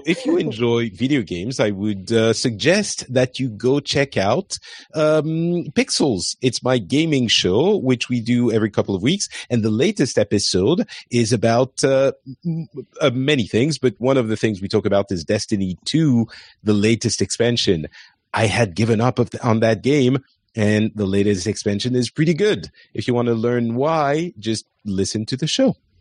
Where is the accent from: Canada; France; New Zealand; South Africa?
France; I am French.